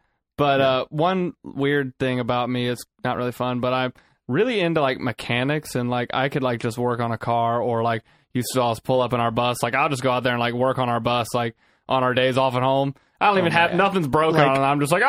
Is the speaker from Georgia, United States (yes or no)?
yes; Atlanta, Georgia, United States; Atlanta, Georgia.